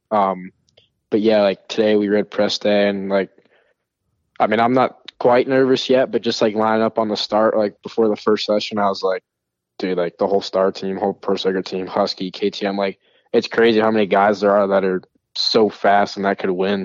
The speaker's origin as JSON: {"language": "English", "region": "New York", "country": "United States", "said": "I'm from New York. Like, we're Italian"}